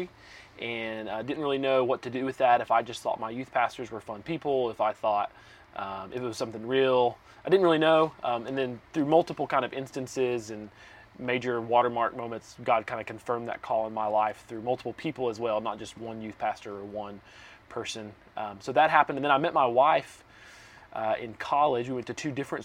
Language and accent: English; Southeast Tennessee, United States; moved away as an adult; I grew up in Southeast Tennessee, and I lived there most of my life until just a few months ago